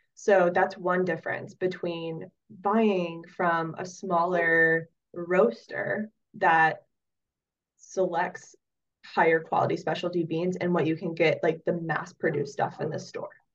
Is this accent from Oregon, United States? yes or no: yes; Oregon, United States; moved away as an adult; also born or lived in Wyoming / Southeast Alaska; now in Palmer, United States; I grew up in Oregon and I ended up in Alaska